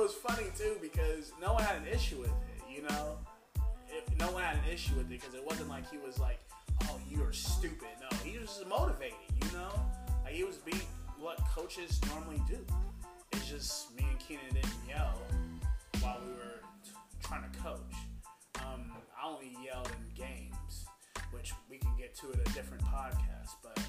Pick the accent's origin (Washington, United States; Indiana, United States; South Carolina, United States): Indiana, United States; now in Utah, United States; I'm from Indiana, and we're all from Indiana